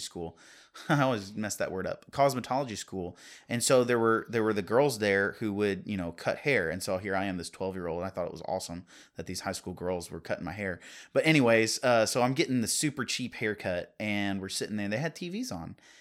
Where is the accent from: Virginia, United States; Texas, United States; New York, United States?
Virginia, United States; I grew up in Virginia.